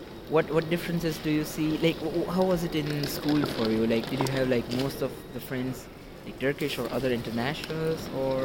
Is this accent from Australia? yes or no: no; India; now in Germany; I come from India